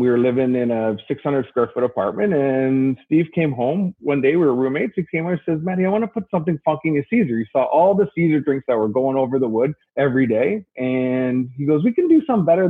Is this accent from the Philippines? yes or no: no; Canada; I'm French Canadian